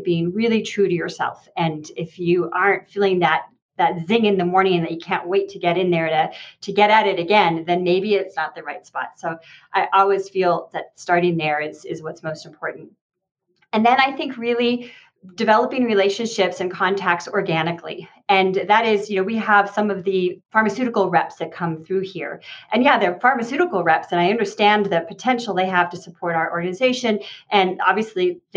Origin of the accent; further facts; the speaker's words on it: Santa Fe, New Mexico, United States; I'm from Santa Fe, New Mexico. My family's been here for generations.